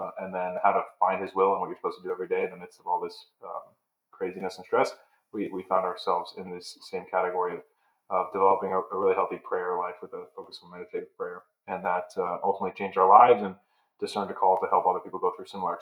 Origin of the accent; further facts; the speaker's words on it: Pennsylvania, United States; moved away as an adult; also born or lived in New York / Chicago / Notre Dame; I grew up in Pennsylvania, a big Italian-American family